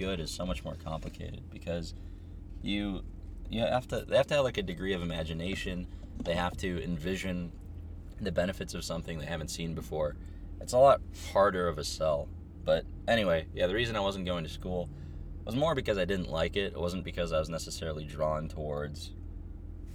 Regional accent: Minnesota, United States; moved away as an adult; also born or lived in Ukraine; now in California, United States; I immigrated to Minnesota from Ukraine when I was pretty young, about 6. Just kind of been in the States for most of my time since then

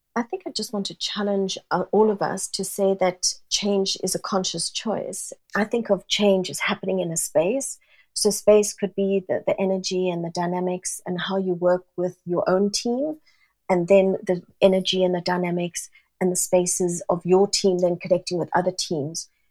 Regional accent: South Africa; moved away as an adult; also born or lived in Singapore; now in London, United Kingdom; Born and brought up in South Africa, very Italian family.

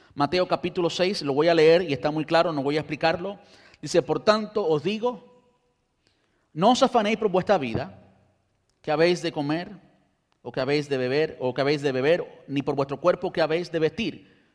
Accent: Cuba; also born or lived in Brandon, United States; now in United States; las condiciones en que crecí en Cuba

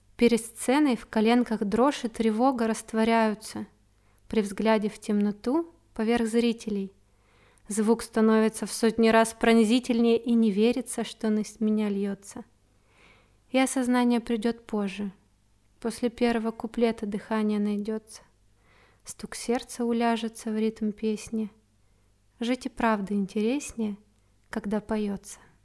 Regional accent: Achinsk, Krasnoyarsk Krai, Russia; now in Moscow, Russia; А сейчас я живу в необъятной Москве, но родом я из Сибири, из маленького города Ачинск в Красноярском крае.

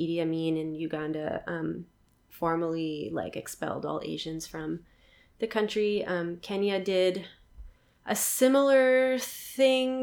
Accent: Dallas, Texas, United States; moved away as an adult; also born or lived in Queens, New York / Albuquerque, New Mexico; now in New York, United States; we moved to the suburbs of Dallas, Texas, when I was like 3 or 4-ish, and that's where I lived until I was 18

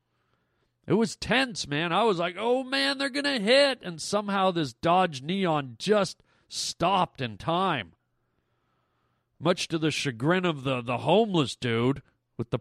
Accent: Canada; I'm Canadian

